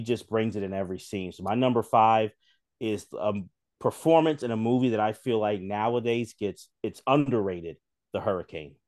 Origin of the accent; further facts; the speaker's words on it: Philadelphia, Pennsylvania, United States; I'm from Philly